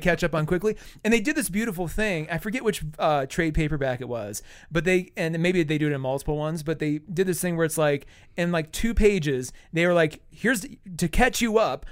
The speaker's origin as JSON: {"language": "English", "region": "South Dakota", "country": "United States", "tie": "born or raised there", "moved": "yes", "said": "I grew up in South Dakota where, you know, we have a lot of reservations"}